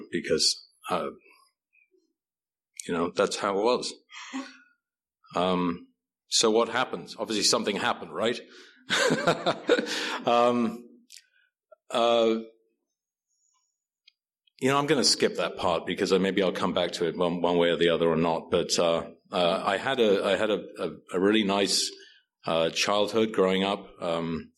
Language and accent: English; Wales, United Kingdom; moved away; I grew up in a country called Wales, which is part of the United Kingdom.